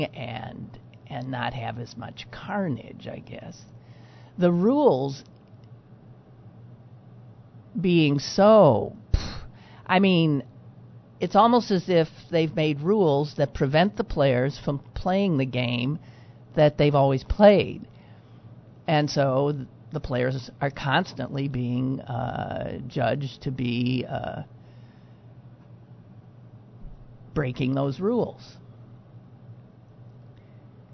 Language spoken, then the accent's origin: English; Green Bay, Wisconsin, United States; now in Pittsburgh, United States; born and raised in Green Bay, Wisconsin